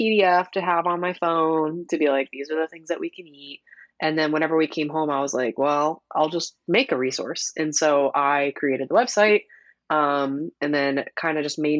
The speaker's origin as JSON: {"language": "English", "region": "Ohio", "country": "United States", "moved": "as an adult", "lives_now": "Orlando, United States", "said": "No, so I'm originally from Ohio. We moved to Orlando about 3.5 years ago now."}